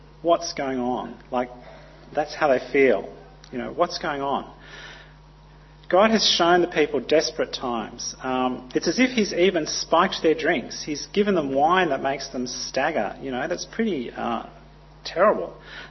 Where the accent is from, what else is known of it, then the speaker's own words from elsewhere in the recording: Papua New Guinea; But I grew up in Papua New Guinea, and earth tremors were quite common.